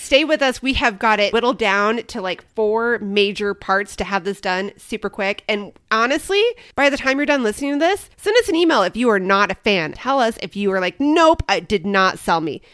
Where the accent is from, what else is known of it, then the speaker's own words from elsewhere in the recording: Midwest, United States; now in Arizona, United States; when I grew up in the Midwest